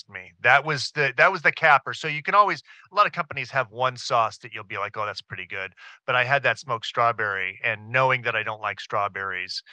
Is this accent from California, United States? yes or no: yes; Southern California, United States; I grew up in Southern California eating nopales that our neighbors would make.